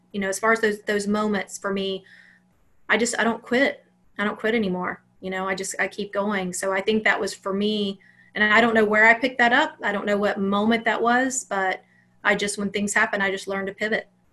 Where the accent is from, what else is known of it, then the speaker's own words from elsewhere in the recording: Alabama, United States; I grew up in Alabama.